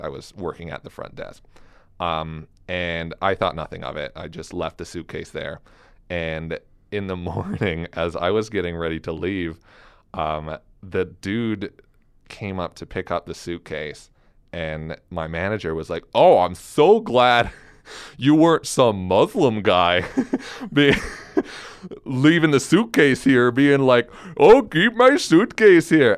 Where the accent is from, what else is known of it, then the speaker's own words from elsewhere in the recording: Elizabeth, Colorado, United States; also born or lived in New York City; now in Fort Collins, United States; I grew up in Elizabeth, Colorado